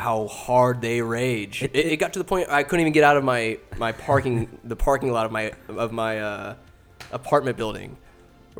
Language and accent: English; Winters, California, United States; Born and raised in Winters, California